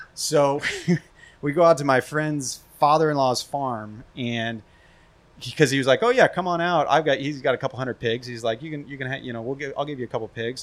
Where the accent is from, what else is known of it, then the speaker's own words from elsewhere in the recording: Kansas City, Missouri, United States; now in San Diego, United States; growing up in Kansas City, you go to barbecue competitions